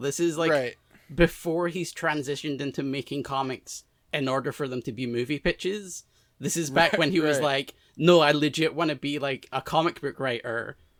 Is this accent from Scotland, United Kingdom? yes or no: yes; Scotland, United Kingdom; I am Scottish